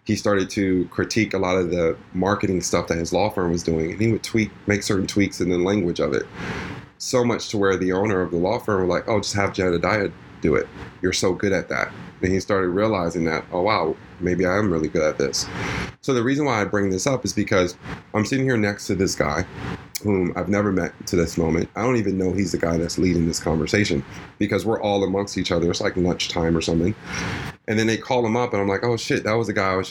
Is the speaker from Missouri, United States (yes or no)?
no; New York, United States; I'm a New Yorker